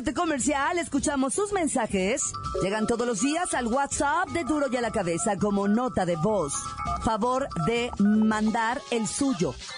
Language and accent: Spanish; Mexico; soy mexicana